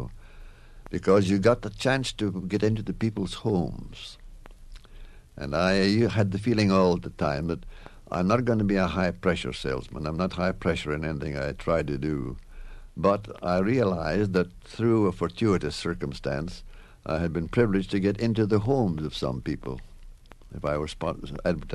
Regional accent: Scotland, United Kingdom; moved away; I was raised in Scotland

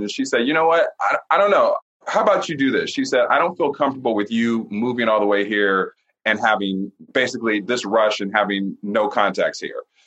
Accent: Ohio, United States; moved away; I'm from Ohio originally

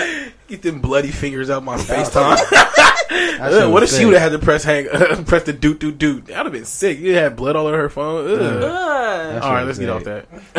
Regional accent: Oakland, California, United States; You always fuck with my accent. I'm too East Oakland for this anyway.

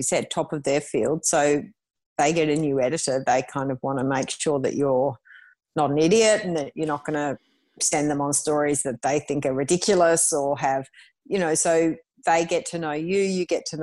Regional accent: Melbourne, Victoria, Australia; I grew up in Melbourne

